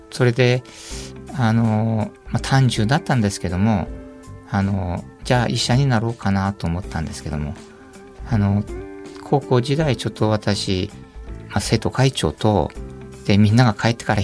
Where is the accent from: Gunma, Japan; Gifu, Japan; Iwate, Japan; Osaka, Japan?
Iwate, Japan; 岩手県です。